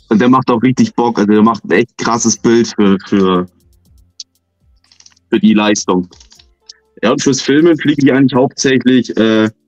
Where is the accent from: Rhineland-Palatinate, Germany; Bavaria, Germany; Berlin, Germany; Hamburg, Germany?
Bavaria, Germany; Munich; Ähm, komme aus München.